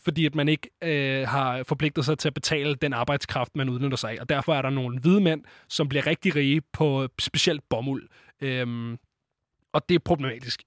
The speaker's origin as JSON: {"language": "Danish", "country": "Denmark"}